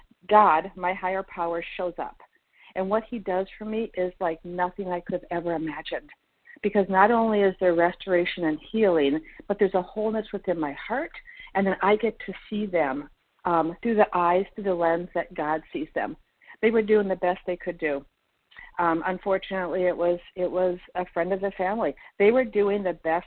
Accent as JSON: {"language": "English", "region": "Minnesota", "country": "United States", "also_born_or_lived": "Florida", "said": "we're from Minnesota"}